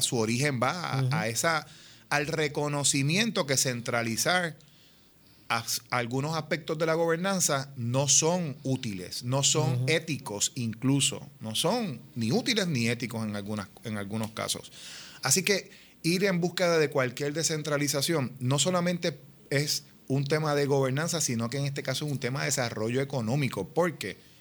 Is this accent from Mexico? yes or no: no; Puerto Rico; somos puertorriqueñas, puertorriqueños, todos los que estamos aquí trabajando para el país